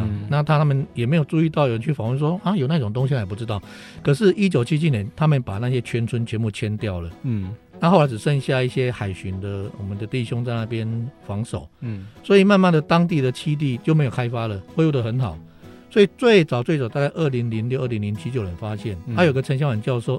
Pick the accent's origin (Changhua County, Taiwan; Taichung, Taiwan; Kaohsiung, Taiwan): Taichung, Taiwan; 所以就像我们台中那边有樱花钩吻鲑，嗯嗯，只有你们这边才有。